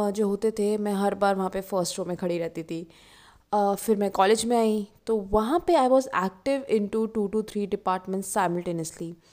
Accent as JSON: {"language": "Hindi", "town": "Jaipur", "region": "Rajasthan", "country": "India", "said": "मैं जयपुर शहर से हूँ बचपन से जॉइंट फैमिली में रही हूँ"}